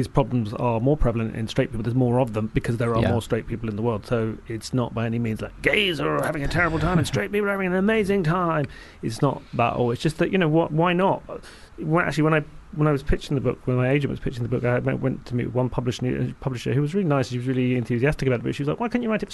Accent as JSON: {"language": "English", "region": "London", "country": "United Kingdom", "tie": "born or raised there", "said": "me growing up in South London"}